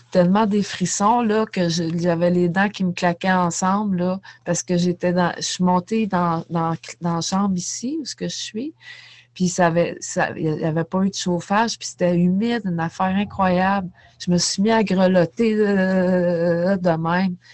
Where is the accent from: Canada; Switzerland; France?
Canada; Saint-Jérôme, Quebec; moved away as an adult; also born or lived in Saint-Sauveur; now in Sainte-Adèle, Canada; Moi, je suis de Saint-Jérôme. OK. je suis née à Saint-Jérôme, puis j'ai vécu à Saint-Jérôme toute ma vie. J'ai emménagé tranquillement à Saint-Sauveur, après ça, Saint-Adèle, puis là, ben, je suis à la sortie de Saint-Adèle.